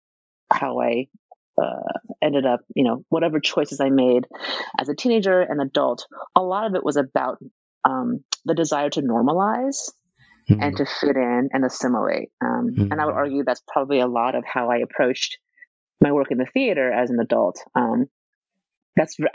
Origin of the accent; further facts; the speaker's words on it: United States; also born or lived in Taiwan; I'm an immigrant. I was born in Taiwan, and I came to America when I was like pretty young, right? Like 3.5, 4 years old.